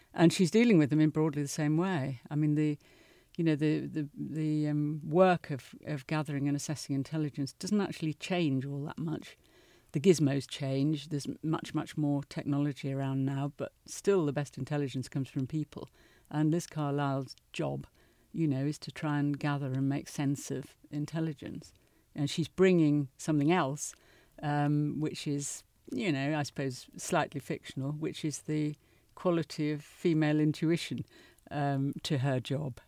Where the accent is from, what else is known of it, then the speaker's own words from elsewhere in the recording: United Kingdom; my country